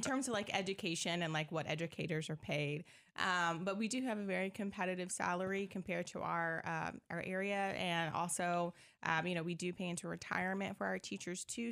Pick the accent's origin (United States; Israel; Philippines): United States; Decatur, Illinois; also born or lived in Miami, Florida / Indiana; I'm from Decatur, Illinois, grew up here as well. Well, I, I came probably mid-childhood